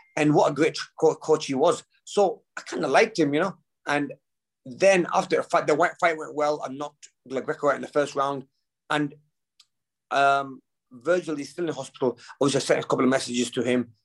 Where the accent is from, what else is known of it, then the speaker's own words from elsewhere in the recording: United Kingdom; we're both British